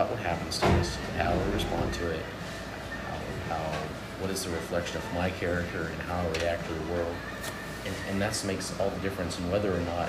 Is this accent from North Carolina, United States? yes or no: yes; Greensboro, North Carolina, United States; moved away as an adult; also born or lived in Houston, Texas; So I'm from Greensboro originally.